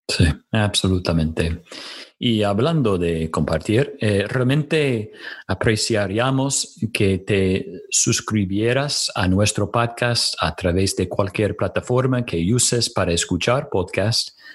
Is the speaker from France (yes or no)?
no; United States; Spanish is a second language; moved away as an adult; now in Córdoba, Argentina; Soy de los Estados Unidos donde serví por varios años como pastor